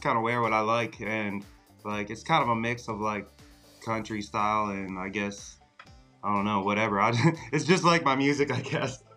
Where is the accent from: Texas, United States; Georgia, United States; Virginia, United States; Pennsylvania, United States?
Pennsylvania, United States; Carlisle; I'm originally from Carlisle, Pennsylvania. It's like South Central